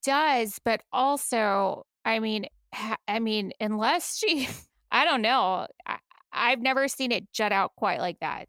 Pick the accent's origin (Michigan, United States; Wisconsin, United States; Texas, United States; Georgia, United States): Texas, United States; now in Buffalo, United States; I'm from Texas